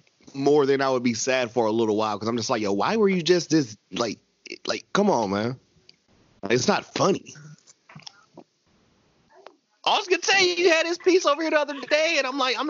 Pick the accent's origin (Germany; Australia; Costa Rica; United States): United States; the South; we were raised in the South.